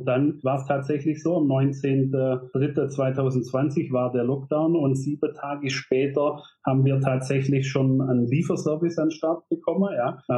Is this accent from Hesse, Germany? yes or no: no; Rottweil, Baden-Württemberg, Germany; ich bin äh, 19 1985 in Rottweil geboren, ähm, bin auf dem Bauernhof äh, groß gewachsen